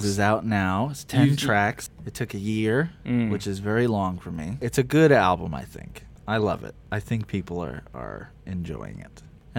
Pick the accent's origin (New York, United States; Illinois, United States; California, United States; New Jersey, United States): New York, United States; Long Island; Yeah, I was born on Long Island.